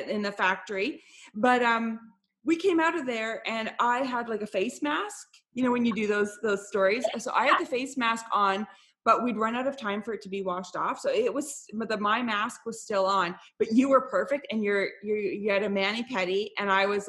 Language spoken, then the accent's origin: English; Canada; I'm Canadian